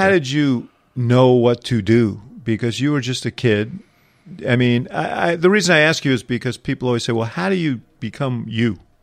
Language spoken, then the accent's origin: English; New York City, New York, United States; moved away; I came from New York City